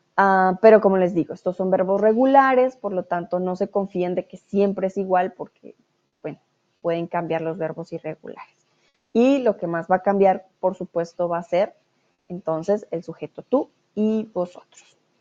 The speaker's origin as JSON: {"language": "Spanish", "country": "Colombia", "moved": "as an adult", "lives_now": "Germany", "said": "soy de Colombia. Ahora estoy en, eh, Alemania, en casa."}